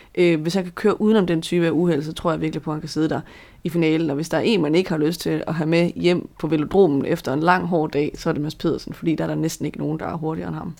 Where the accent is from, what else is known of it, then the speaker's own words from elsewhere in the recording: Denmark; som dansker